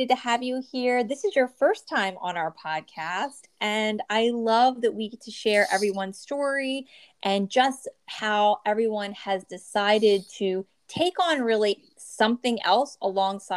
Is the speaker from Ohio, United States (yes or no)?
no; New Jersey, United States; born or raised there